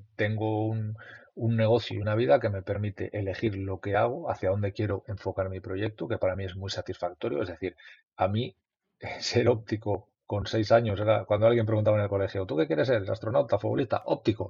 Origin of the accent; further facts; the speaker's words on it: Mayorga, Castile and León, Spain; es un pueblo de Castilla